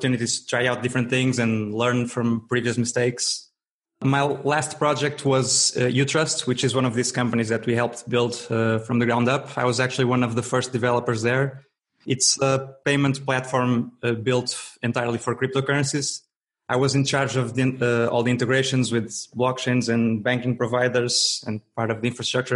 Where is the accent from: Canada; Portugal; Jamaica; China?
Portugal; Braga, Norte; I'm a software developer from Portugal, from the north, from a town called Braga